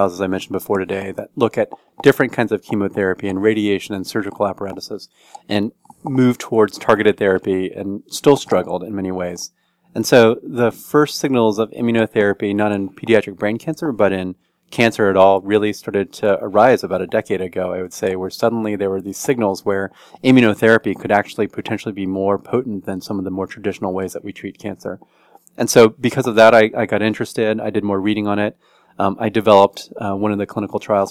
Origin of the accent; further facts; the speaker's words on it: College Station, Texas, United States; now in Washington, D.C., United States; I grew up in Texas, and a small town in Texas, College Station, Texas, that's where Texas A&M University is, where my parents taught, and had a great upbringing there